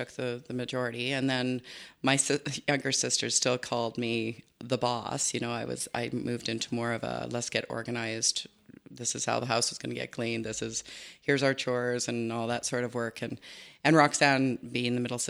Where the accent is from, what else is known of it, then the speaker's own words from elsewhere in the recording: Spruce View area near Sundre, Alberta, Canada; also born or lived in Innisfail, Alberta; born in Innisfil and grew up on a farm close to Sundry, Spruce View area